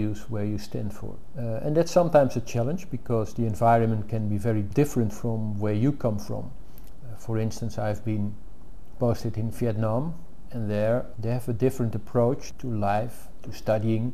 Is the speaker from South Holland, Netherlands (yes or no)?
no; Uithoorn, North Holland, Netherlands; moved away as an adult; now in United States; I was born in the early 60s in a small place called Uithoorn, which is just south of Amsterdam. I was raised in a small town family with two brothers. I went to school in my village